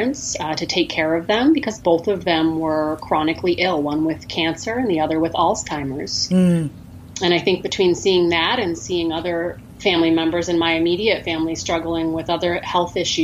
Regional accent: Maine, United States; now in Valparaiso, United States; my background, I grew up in Maine, which I miss very much

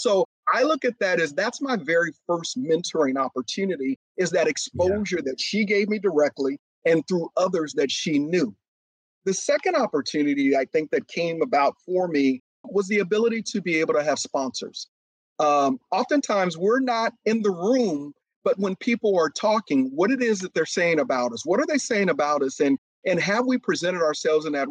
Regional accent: Oakland, California, United States; also born or lived in Waco, Texas; I was born in East Waco, Texas, and I grew up in East Oakland, California.

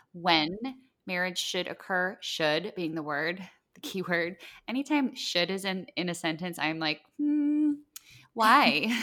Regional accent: Midwest, United States; moved away; also born or lived in Iowa; I grew up in the Midwest

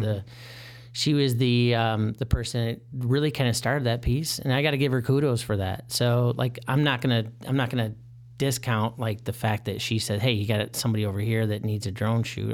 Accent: Michigan, United States; moved away as an adult; now in Chicago, United States; I'm originally from Michigan.

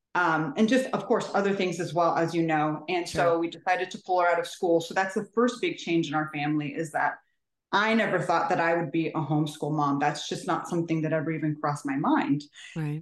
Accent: California, United States; now in Maryland, United States; I'm originally from California.

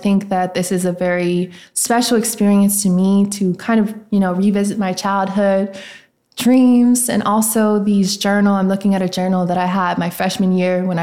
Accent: Nashville, Tennessee, United States; also born or lived in Memphis, Tennessee; I am from Tennessee, Nashville to be exact, and I do be in Memphis, you know, for school

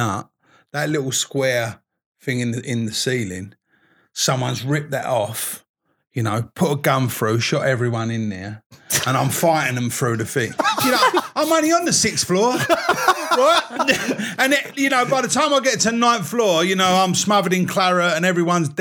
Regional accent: London, United Kingdom; I was brought up in the East End

